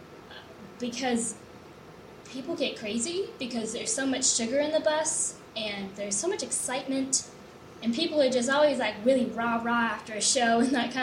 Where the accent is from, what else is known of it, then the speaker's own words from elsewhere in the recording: Temecula, California, United States; I come from Temecula, California